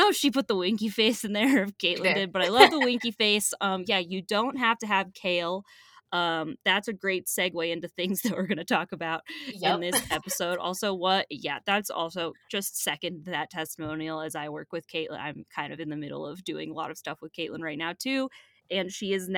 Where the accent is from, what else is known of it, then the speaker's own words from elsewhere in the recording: Ohio, United States; I am from Ohio